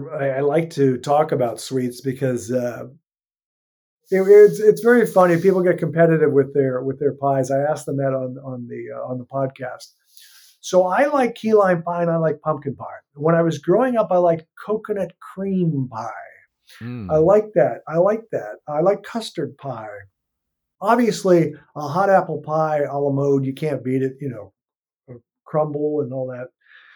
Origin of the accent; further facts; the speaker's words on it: Midwest, United States; I guess that they're space cadets is what we used to hear growing up in the Midwest.